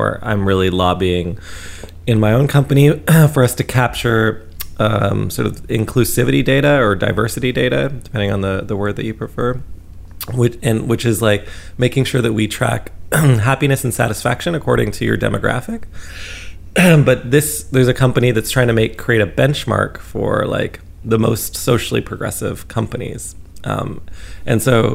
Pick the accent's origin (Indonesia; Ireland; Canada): Canada; I'm a Canadian